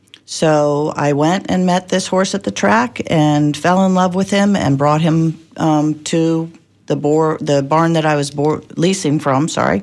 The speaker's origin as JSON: {"language": "English", "town": "Washington", "region": "District of Columbia", "country": "United States", "tie": "born or raised there", "said": "I grew up in Washington, D.C., and used to go out to my grandfather's farm in Leesburg, Virginia."}